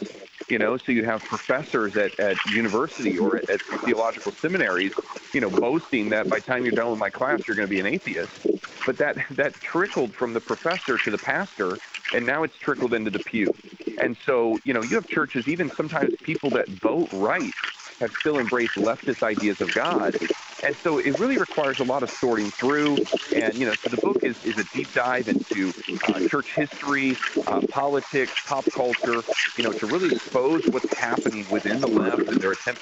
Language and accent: English; South Bend, Indiana, United States; I'm from South Bend, Indiana